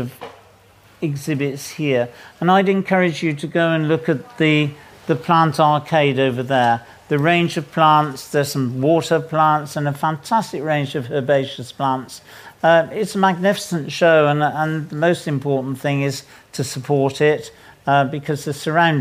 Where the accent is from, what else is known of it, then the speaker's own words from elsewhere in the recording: South West England, United Kingdom; accent: southwest; You can tell by my accent that I come from the golden southwest